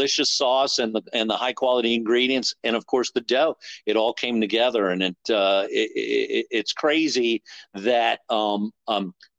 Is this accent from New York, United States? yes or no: yes; New York, United States; now in Southern Maryland, United States; I grew up in New York